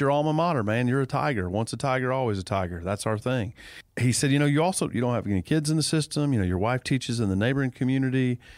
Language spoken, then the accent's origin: English; Dawsonville, Georgia, United States; You know, I was blessed to be born and raised in Dawsonville, Georgia. I grew up on what I like to call the street of Dawsonville. You know, Dawsonville's a small town.